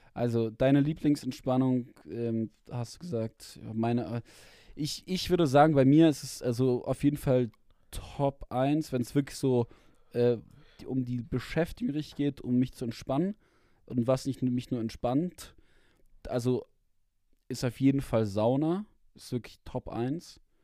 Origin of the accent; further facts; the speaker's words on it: Germany; ich war dann trotzdem immer der Deutsche, so mit so zwei anderen war ich denn, war ich dann der Deutsche in der Klasse